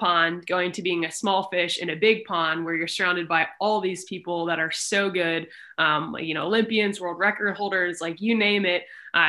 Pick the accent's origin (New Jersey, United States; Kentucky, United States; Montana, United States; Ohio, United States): Kentucky, United States; Louisville; being in Louisville, Kentucky, which is where I live now. I grew up swimming on Lakeside Swim Team under Mike DeBoer